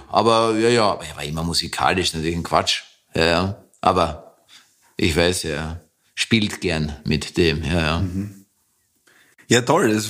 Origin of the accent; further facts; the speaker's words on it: England, United Kingdom; born there; ich bin in England geboren und äh, habe einen völlig anderen Dialekt